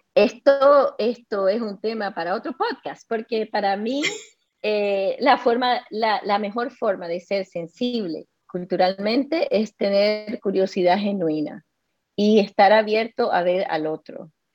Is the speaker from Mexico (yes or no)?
no; Costa Rica; moved away; also born or lived in Chile; yo crecí en Costa Rica, pero como tú sabes, yo viví un año en Chile hace 25 años